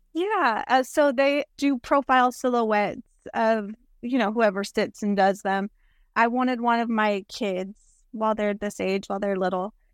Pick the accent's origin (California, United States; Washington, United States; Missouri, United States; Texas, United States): Texas, United States; South; We're from South Texas